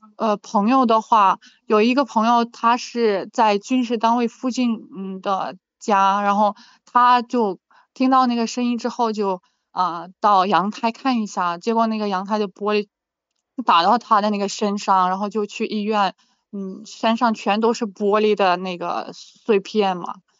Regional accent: Vinnytsia Oblast, Ukraine; Chinese is a second language; also born or lived in Guangzhou, China; 我在乌克兰的文尼，文尼察州卡尼夫卡嗯，这是嗯。我的家乡。它属于中部，它属于中部，然后是里基辅有二百五十公里的样子，往，往南走的话。啊，生活环境很安，很安静，我们那里很安逸。啊，对，所以是节奏满，慢的城市

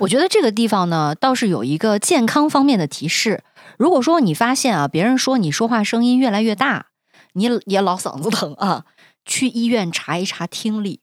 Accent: Xinjiang, China; accent: Xinjiang dialect; 新疆方言里面还是简化了， 我们没有 this

